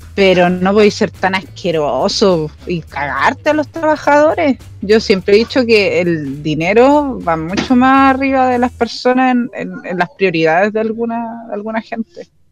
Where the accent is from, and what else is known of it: Chile